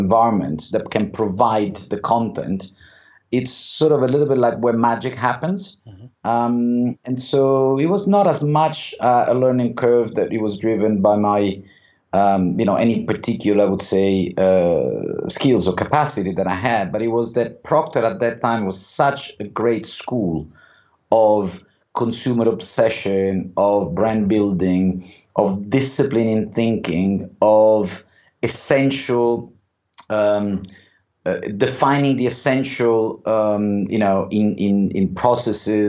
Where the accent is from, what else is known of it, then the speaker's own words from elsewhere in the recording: Rome, Lazio, Italy; moved away as an adult; also born or lived in Switzerland; now in London, United Kingdom; I grew up in Rome. I did also my university in Rome